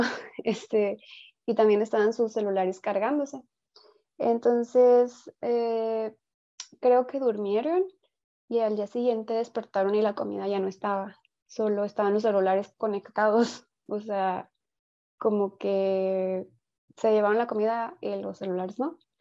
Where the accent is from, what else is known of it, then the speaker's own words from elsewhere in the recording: Mexico; como cultura mexicana